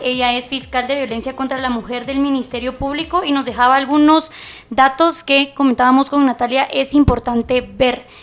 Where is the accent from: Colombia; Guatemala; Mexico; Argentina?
Guatemala